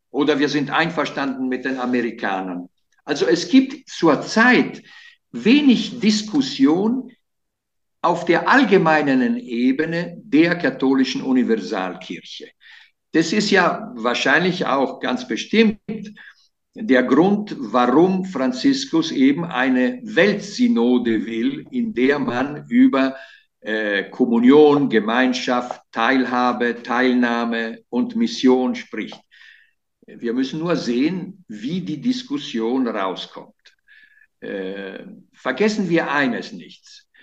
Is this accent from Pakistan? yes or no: no; Italy; German is a second language; Äh, als Italiener, ja.